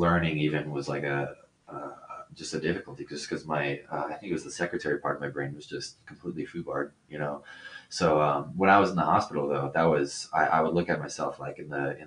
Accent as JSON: {"language": "English", "region": "Colorado", "country": "United States", "tie": "born or raised there", "also_born_or_lived": "Concord, California", "said": "I moved here, and I've been here for about 17 years"}